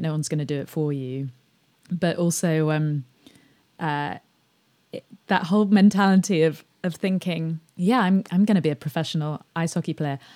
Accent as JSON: {"language": "English", "region": "England", "country": "United Kingdom", "tie": "born or raised there", "said": "I grew up outside of London"}